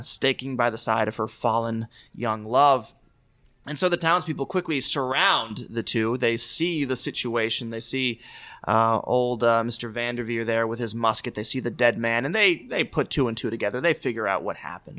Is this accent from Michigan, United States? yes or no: no; Guilderland, New York, United States; I grew up in Gilderland